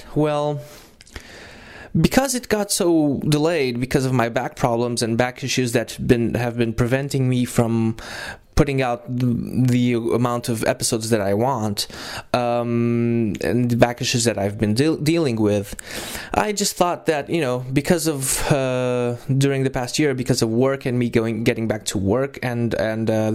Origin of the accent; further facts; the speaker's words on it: Lisbon, Portugal; we are originally from Lisbon and are in Lisbon right now